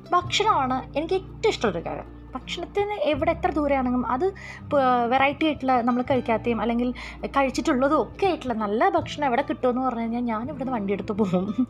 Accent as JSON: {"language": "Malayalam", "town": "Kozhikode", "region": "Kerala", "country": "India", "said": "ഞാനൊരു കോഴിക്കോട്ടുകാരിയാണ്"}